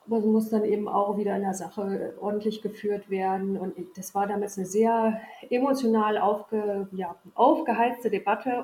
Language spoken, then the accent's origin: German; Sondershausen, Thuringia, Germany; moved away as an adult; also born or lived in Wolgast / Berlin / Rhineland / Erfurt; ich habe meine Kindheit, Jugend, also bis zum 18. Lebensjahr hier verbracht